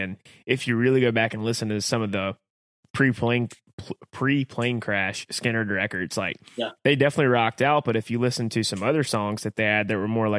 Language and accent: English; North Carolina, United States; obviously we're from North Carolina.